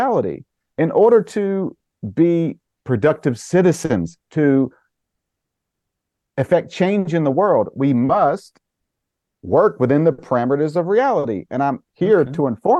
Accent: Caldwell County, North Carolina, United States; I grew up in Caldwell County, North Carolina

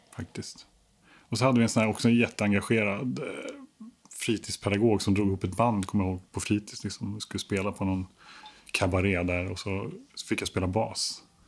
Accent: Stockholm, Stockholm County, Sweden; jag är uppvuxen i Stockholm, mm. absolut. På Kungsholmen.

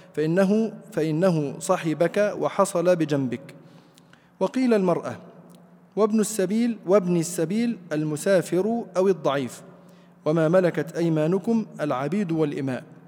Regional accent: Egypt; عندنا في مصر

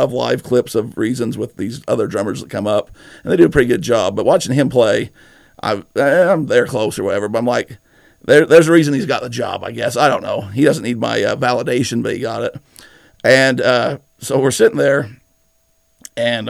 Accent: Nephi, Utah, United States; I'm from Nephi

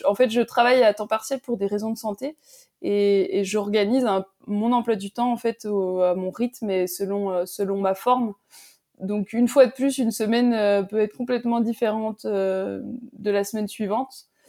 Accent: Métabief, Jura, Bourgogne-Franche-Comté, France; la station de Métabier dans le Jura, bon, c'est ma terre natale

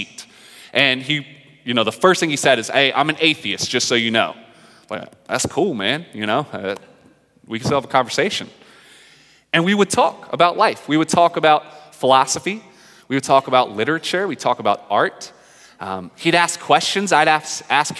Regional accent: North Carolina, United States; moved away; I'm from the South. I'm from North Carolina.

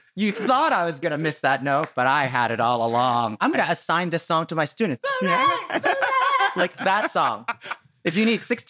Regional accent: United States; me, as the American

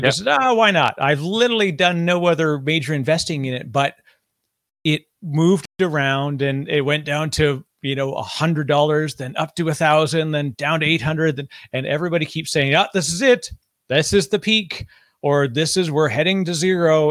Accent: Canada; now in United States; I'm Canadian living in the United States

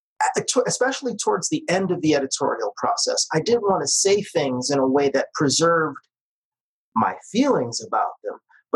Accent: New York City, New York, United States; I spent half of my childhood in the kind of diversity that doesn't even exist anymore, you know, in New York City. If you go back to the neighborhood I grew up

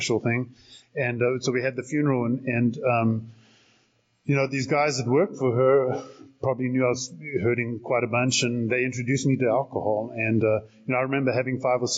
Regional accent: South Africa; also born or lived in Salt Lake City, United States; now in Arizona, United States; I'm originally from South Africa, and born and raised there.

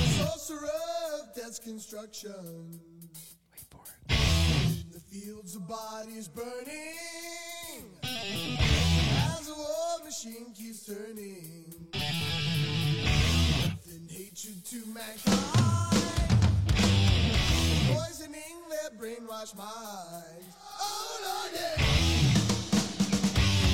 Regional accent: United States; my, white ignorance as an American

